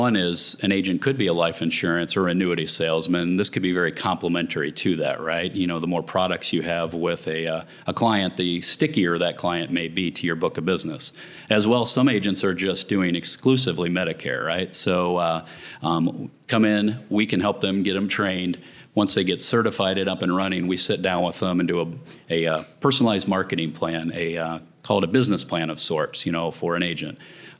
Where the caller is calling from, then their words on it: Dallas, Texas, United States; Dallas, Texas.